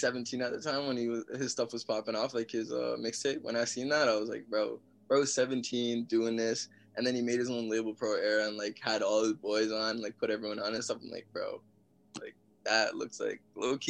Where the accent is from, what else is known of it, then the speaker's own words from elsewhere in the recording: Mississauga, Ontario, Canada; also born or lived in Toronto; I'm from Toronto, or Mississauga, Ontario. That's in Canada